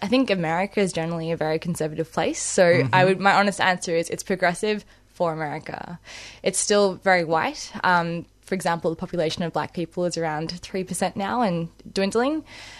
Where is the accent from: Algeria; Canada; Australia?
Australia; Melbourne, Victoria; moved away as an adult; also born or lived in San Francisco, United States; I've spent the last year and a half in San Francisco. I grew up in Melbourne, but I was lucky enough to hop away to a different country, have the dream of living overseas.